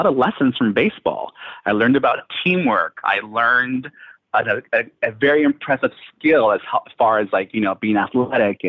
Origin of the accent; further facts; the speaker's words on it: Chula Vista, California, United States; now in New York City, United States; I grew up in San Diego, Chula Vista, a border town